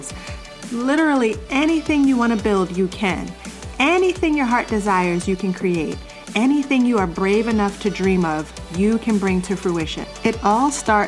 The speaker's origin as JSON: {"language": "English", "town": "Baltimore", "region": "Maryland", "country": "United States", "tie": "born or raised there", "said": "I grew up in Baltimore City, so I was made fun of a lot for the way I say"}